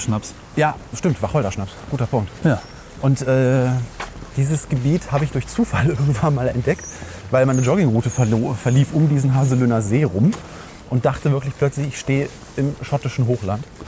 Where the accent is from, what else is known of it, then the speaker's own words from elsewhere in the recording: Langenfeld, North Rhine-Westphalia, Germany; moved away; ich komme aber aus Langenfeld, was eben so zwischen zwei Großstädten liegt